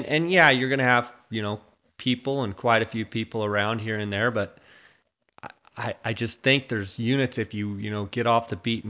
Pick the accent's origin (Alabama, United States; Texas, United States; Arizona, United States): Arizona, United States; I'm from Arizona